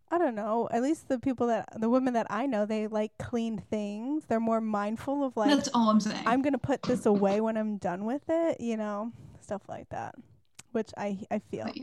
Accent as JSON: {"language": "English", "town": "Algonquin", "region": "Illinois", "country": "United States", "tie": "born or raised there", "said": "Yeah, yeah, in the suburbs, Algonquin. Wow. So it's just like 20 minutes, or not 20, 40 minutes north, but yeah."}